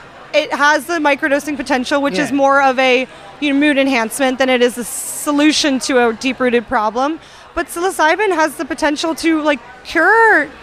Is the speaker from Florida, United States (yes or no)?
yes; Florida, United States; I grew up in Florida for a time